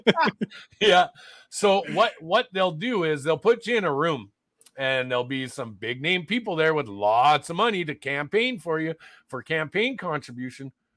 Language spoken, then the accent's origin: English; Canada; also born or lived in Alberta; as Canadian citizens